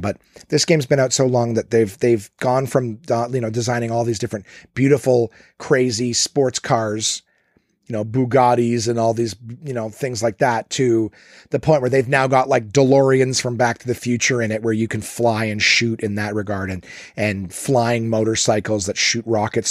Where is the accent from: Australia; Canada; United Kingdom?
Canada; I'm Canadian